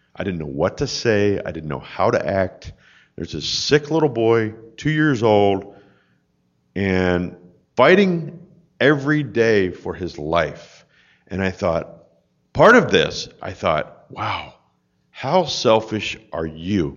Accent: Souderton, Pennsylvania, United States; I grew up in Souderton, Pennsylvania, outside of Philadelphia

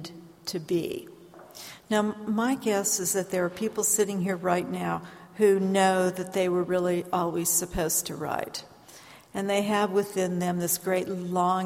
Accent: San Francisco Bay Area, California, United States; moved away as an adult; also born or lived in Ohio; now in Pacific Northwest, United States; I was born in Ohio. I grew up in the San Francisco Bay Area.

